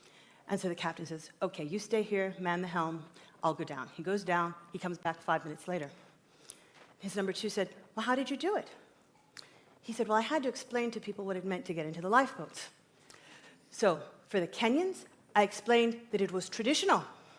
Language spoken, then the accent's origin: English; Los Angeles, California, United States; moved away as an adult; also born or lived in South Africa; I was born in Los Angeles, California, to an African-American family, and this year marks 20 years that I've been living, working, and traveling on the African continent.